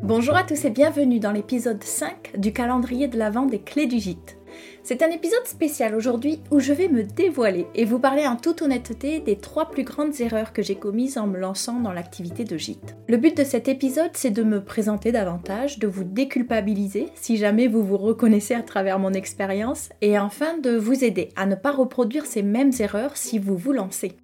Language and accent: French; Toulouse, Occitania, France; also born or lived in Cahors, Lot; j'ai grandi à Toulouse